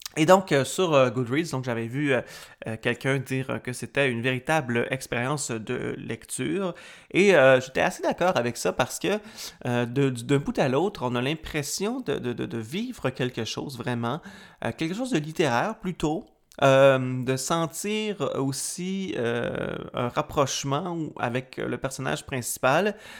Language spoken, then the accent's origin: French; Quebec, Canada; auteur originaire de ma région natale, qui est le lac saint